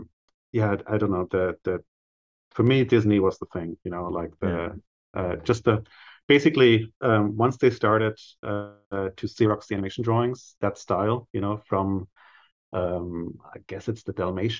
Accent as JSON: {"language": "English", "country": "Germany", "tie": "born or raised there", "second_language": "English", "moved": "as an adult", "lives_now": "United States", "said": "growing up in Germany in the 70s"}